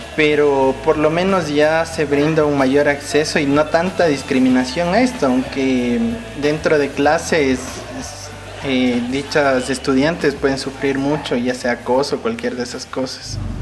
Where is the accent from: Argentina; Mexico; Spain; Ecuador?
Ecuador; Quito, Pichincha; soy de la ciudad de Quito, Ecuador